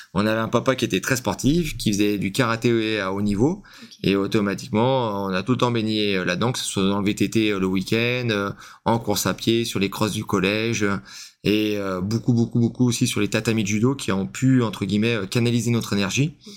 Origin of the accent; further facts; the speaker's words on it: Lyon, Auvergne-Rhône-Alpes, France; now in Cavaillon, France; je suis lyonnais à la base